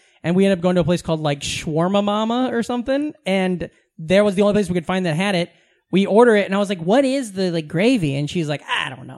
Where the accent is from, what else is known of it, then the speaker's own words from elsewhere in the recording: Southwest Iowa, United States; moved away; I grew up in Southwest Omaha or in Southwest Iowa, but right across from Omaha